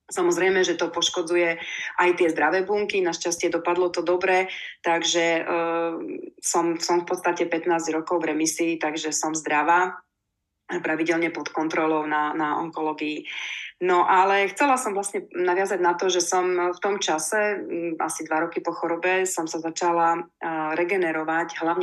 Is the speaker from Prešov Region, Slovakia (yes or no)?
yes; Prešov, Prešov Region, Slovakia; also born or lived in Košice; ja som sa narodila v Košiciach, takže som Košičanka, ale žijem celý život viac menej v Prešove.